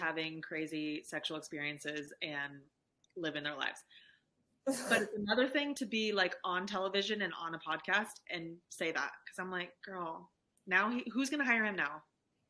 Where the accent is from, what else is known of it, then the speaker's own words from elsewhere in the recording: California, United States; Like, we're from California.